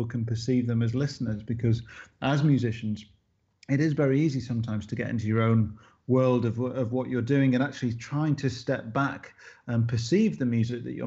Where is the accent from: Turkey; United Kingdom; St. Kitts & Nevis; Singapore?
United Kingdom; grown up here and to be part of this sort of, you know, part of this country